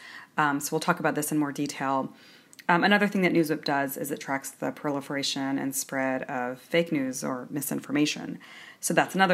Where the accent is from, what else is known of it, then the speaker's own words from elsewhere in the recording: San Francisco, California, United States; I'm from San Francisco